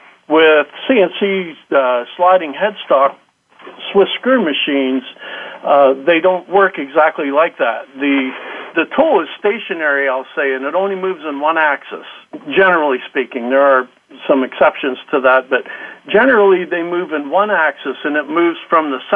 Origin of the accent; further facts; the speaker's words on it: Pennsylvania, United States; I grew up in Pennsylvania, been here all my life